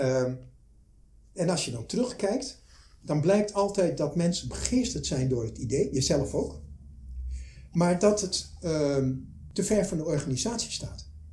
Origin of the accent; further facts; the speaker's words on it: Twente, Overijssel, Netherlands; ik kom uit Twente